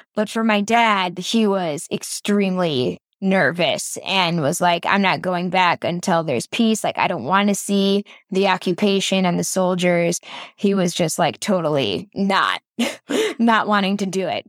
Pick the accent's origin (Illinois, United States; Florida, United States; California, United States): Illinois, United States; Chicago; growing up in the suburbs of Chicago